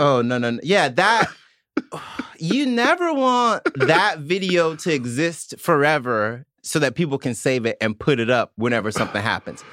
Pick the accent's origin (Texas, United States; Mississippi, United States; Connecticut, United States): Mississippi, United States; now in New York, United States; I'm from Mississippi